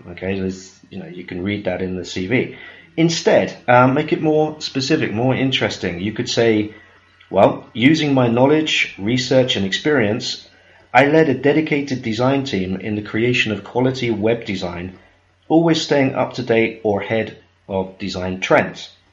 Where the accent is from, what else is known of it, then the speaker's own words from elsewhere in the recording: United Kingdom; I'm British